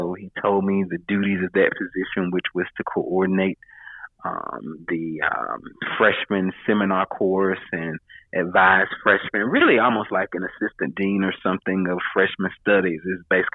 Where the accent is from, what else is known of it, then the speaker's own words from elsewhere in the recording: North Carolina, United States; moved away as an adult; now in Atlanta, United States; where I was originally from, 2 hours or so from my hometown in, town in North Carolina